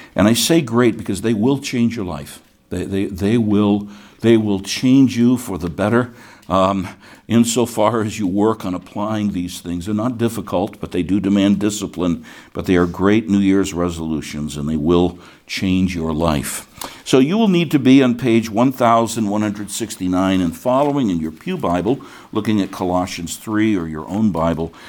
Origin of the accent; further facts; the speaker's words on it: United States; when I was born in 1951, I was born as an American citizen.